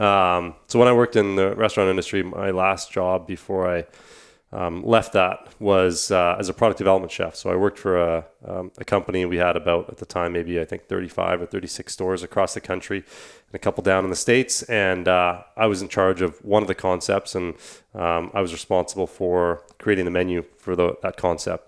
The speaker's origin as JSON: {"language": "English", "country": "Canada", "said": "I think we all kind of identify as Canadians, uh, first and foremost"}